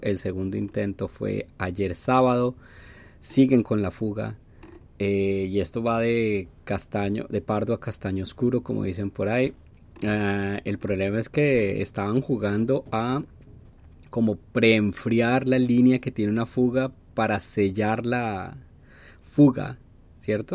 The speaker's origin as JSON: {"language": "Spanish", "country": "Colombia", "moved": "yes", "said": "mi pasaporte colombiano"}